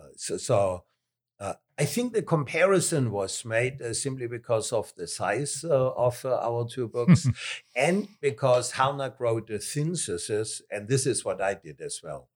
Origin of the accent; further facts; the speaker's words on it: Southern Germany, Germany; accent: southern German; English is a second language; moved away as an adult; also born or lived in Philippines; I am German, more particularly southern German.